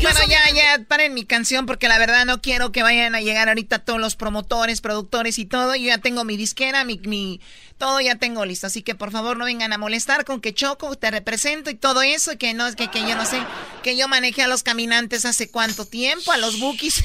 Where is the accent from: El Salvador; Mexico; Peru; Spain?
Mexico; now in Los Angeles, United States; como mexicanos